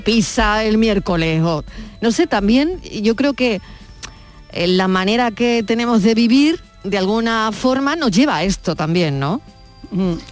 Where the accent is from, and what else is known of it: Málaga, Andalusia, Spain; born or raised there; moved away